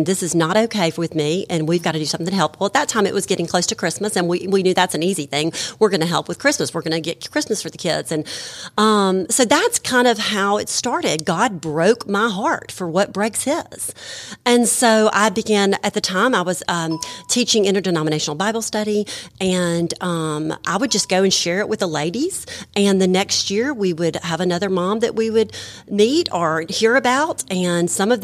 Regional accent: Madison, Mississippi, United States; also born or lived in Jackson, Mississippi; I'm from Jackson, Mississippi. Well, Madison, Mississippi.

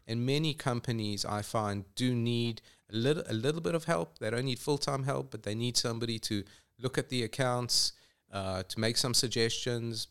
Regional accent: Johannesburg, Gauteng, South Africa; moved away as an adult; also born or lived in England; now in Atlanta, United States; I grew up in Johannesburg

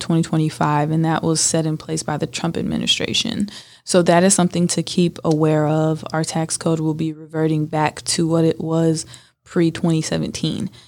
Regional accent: Northern California, United States; born or raised there

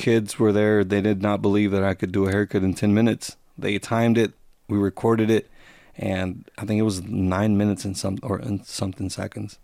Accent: Gainesville, Georgia, United States; Where I grew up, I grew up here in Gainesville.

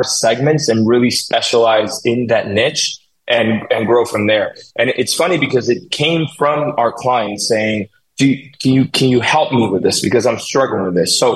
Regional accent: Colombia; English is a second language; moved away as an adult; now in United States; I was born and raised in Colombia. I came here when I was 24.

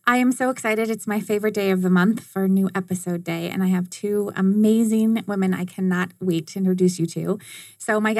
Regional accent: Arizona, United States; I'm an Arizona native

